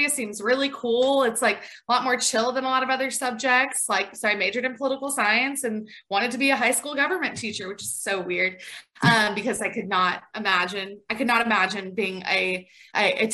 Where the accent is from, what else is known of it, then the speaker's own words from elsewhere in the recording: Franklin, Tennessee, United States; moved away as an adult; now in Macon, United States; From Franklin, Tennessee, currently live in Macon, Georgia